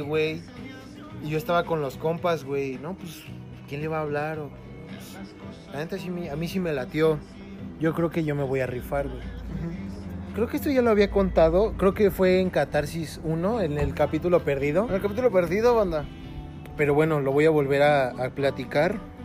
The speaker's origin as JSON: {"language": "Spanish", "region": "State of Mexico", "country": "Mexico", "said": "Nosotros somos del Estado de México"}